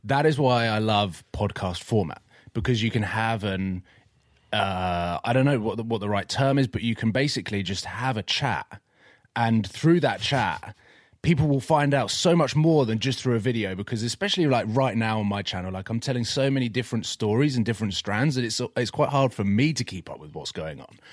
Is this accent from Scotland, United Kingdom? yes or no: no; Watford, East of England, United Kingdom; where I grew up, I grew up in Watford